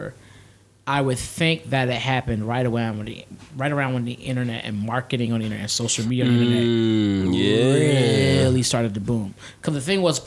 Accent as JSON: {"language": "English", "region": "East Coast", "country": "United States", "tie": "born or raised there", "moved": "as an adult", "lives_now": "Arizona, United States", "said": "I grew up on the East Coast"}